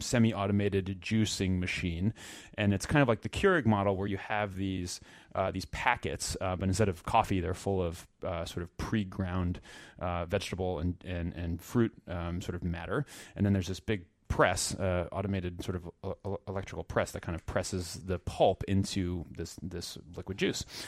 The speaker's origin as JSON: {"language": "English", "town": "Princeton", "region": "New Jersey", "country": "United States", "tie": "born or raised there", "said": "I grew up in New Jersey, and, uh, in a town, uh, Princeton that, uh, probably some folks know"}